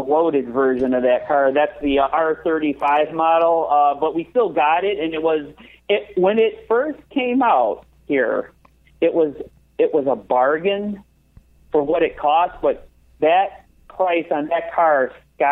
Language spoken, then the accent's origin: English; Detroit, Michigan, United States; Growing up in Detroit